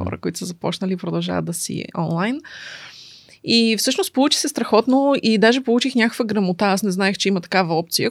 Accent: Sofia, Sofia City, Bulgaria; also born or lived in Kokalyane; от София съм, така да се каже, въпреки че а, имам щастието да живея още от малка в село Кокаляне

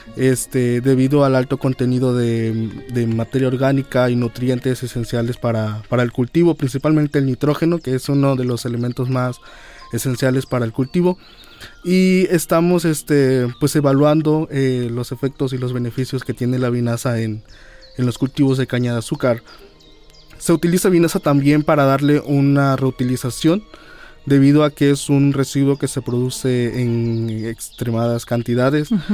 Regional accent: Chichicaxtle, Veracruz, Mexico; Yo vengo de la localidad de Chichicaxle, de aquí del municipio de Puente Uy, Nacional

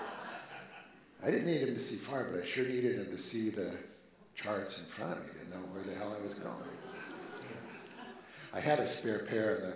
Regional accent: Oregon, United States; I'm from the States, Oregon.

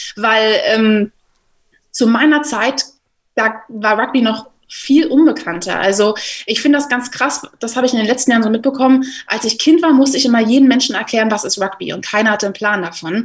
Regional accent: Berlin, Germany; Ich komme aus Berlin, habe jetzt hier angefangen zu arbeiten und bin sehr glücklich darüber, wieder hier in der Heimat zu sein

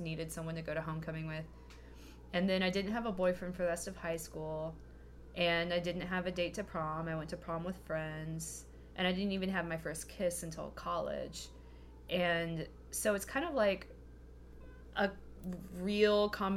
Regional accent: Kentucky, United States; I grew up in Kentucky

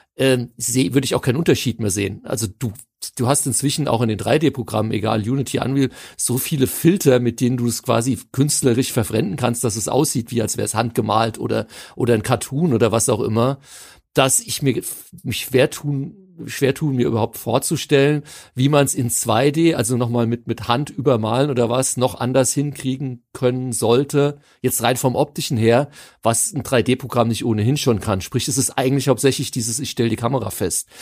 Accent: Hanau, Hesse, Germany; für mich als gebürtiger Hanauer

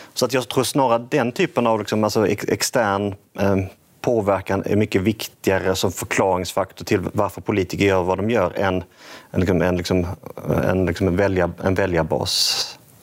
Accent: Skåne, Sweden; jag växte upp i Skåne

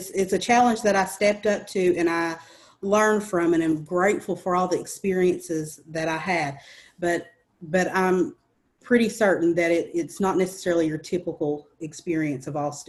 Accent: Appalachia / Eastern Kentucky, United States

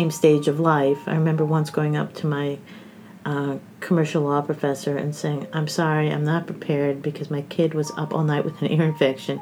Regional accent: New Jersey, United States; moved away as an adult; also born or lived in Ithaca, New York / New York; now in Bloomington, United States; I grew up mostly in New Jersey

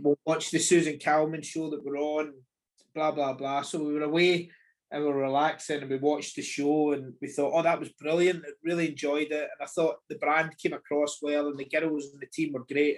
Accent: Scotland, United Kingdom; we're very used to being Scottish

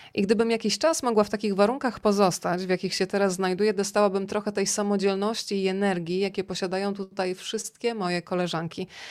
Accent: Rzeszów, Subcarpathian Voivodeship, Poland; moved away as an adult; also born or lived in Warsaw; jestem z Rzeszowa

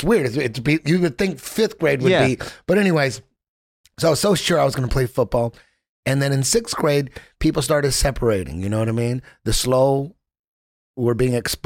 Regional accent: Orange County, California, United States; I grew up in it was a Mexican city. It's like it's the East LA of Orange County

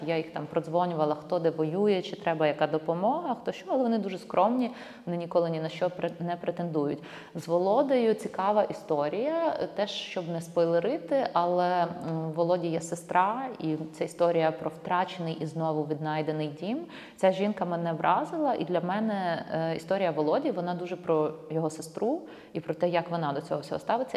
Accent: Ivano-Frankivsk, Ivano-Frankivsk Oblast, Ukraine; Я з Івано-Франківська

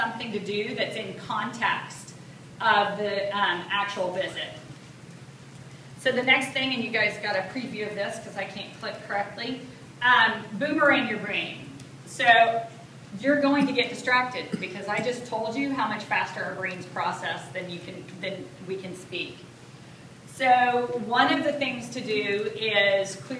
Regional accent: the South, United States; I speak more slowly than most because I'm from the South

